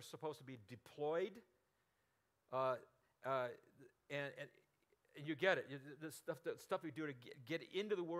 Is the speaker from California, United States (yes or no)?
yes; Burbank, California, United States; I grew up in Burbank